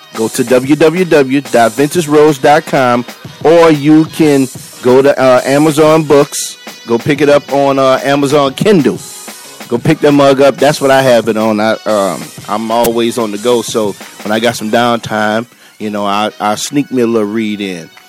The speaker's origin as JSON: {"language": "English", "town": "New Orleans", "region": "Louisiana", "country": "United States", "moved": "yes", "lives_now": "Texas, United States", "said": "I'm originally from New Orleans"}